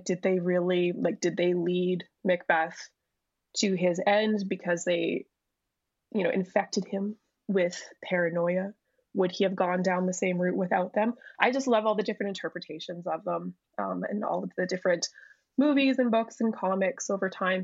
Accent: Canada; I'm Canadian, but my family moved here from Scotland

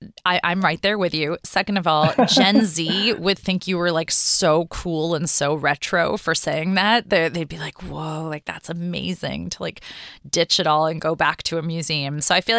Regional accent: New York City, New York, United States; Yes, I'm also a New Yorker. I'm in Midtown right now, but East Village would be way cooler.

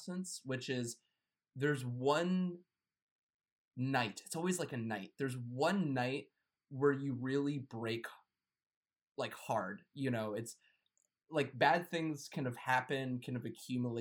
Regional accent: United States; I'm American

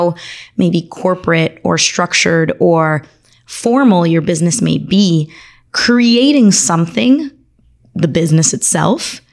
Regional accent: Miami, Florida, United States; also born or lived in Argentina; I was born in Argentina, raised here in Miami

